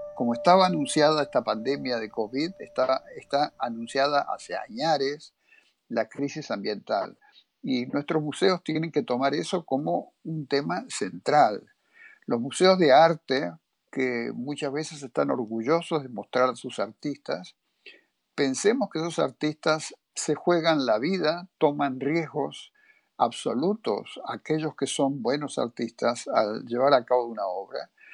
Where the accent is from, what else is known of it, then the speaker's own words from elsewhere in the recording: Argentina; soy de Argentina